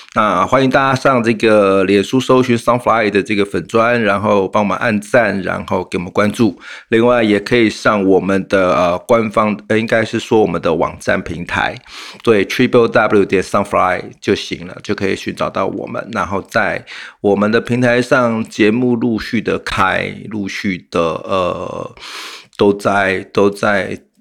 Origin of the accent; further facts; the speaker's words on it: Taiwan; 我们台湾人民